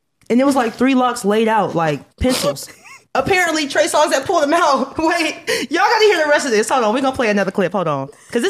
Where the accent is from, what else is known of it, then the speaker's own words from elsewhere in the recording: West Coast, United States; I always pick … because I'm from the West Coast.